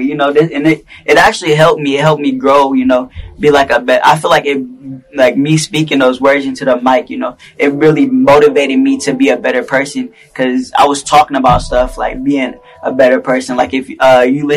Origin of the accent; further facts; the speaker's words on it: Tacoma, Washington, United States; I'm from Tacoma, Washington. I'm from out here